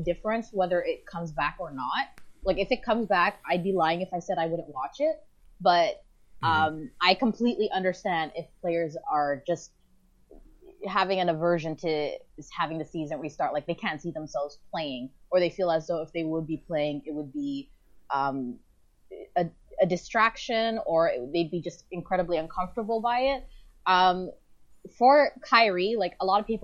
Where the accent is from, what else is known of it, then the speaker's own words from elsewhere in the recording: Toronto, Ontario, Canada; I grew up in Rexdale